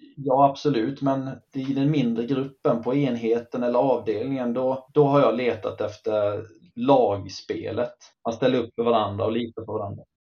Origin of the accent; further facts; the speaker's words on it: Karlskrona, Blekinge, Sweden; moved away as an adult; Jag är från eh, Karlskrona från början, eller från Jämjö, strax utanför Karlskrona